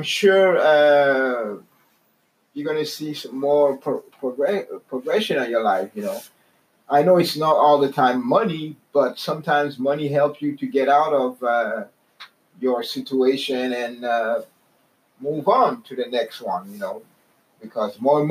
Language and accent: English; Canada; I'm from Canada.